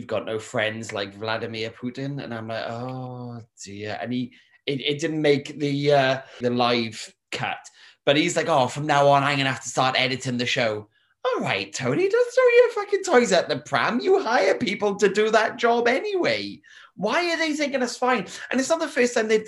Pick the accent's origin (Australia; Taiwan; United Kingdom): United Kingdom; we're from Britain